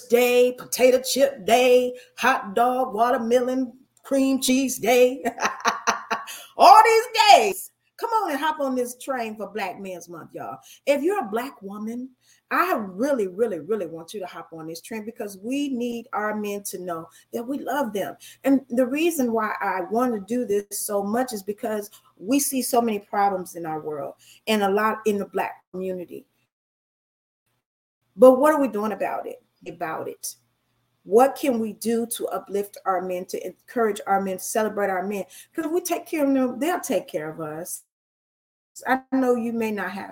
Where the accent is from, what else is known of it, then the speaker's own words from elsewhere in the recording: United States; I'm an American